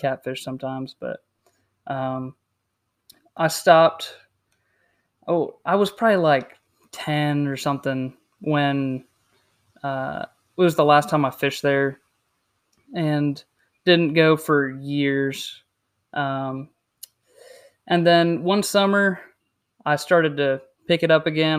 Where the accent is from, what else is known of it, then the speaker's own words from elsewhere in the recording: South Carolina, United States; also born or lived in Indiana; I was born in Indiana, um, lived down here in South Carolina for about twenty years now, just coming up on twenty-one, so, um, basically lived down here my whole life